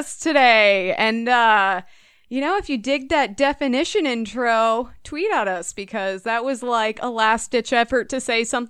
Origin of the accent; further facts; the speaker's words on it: Minnesota, United States; you can't say your state because no one knows where Minnesota is.